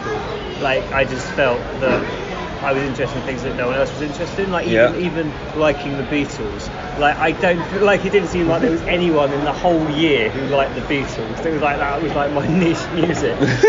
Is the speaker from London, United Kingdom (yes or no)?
yes; Carshalton, London, United Kingdom; I grew up in Greater London.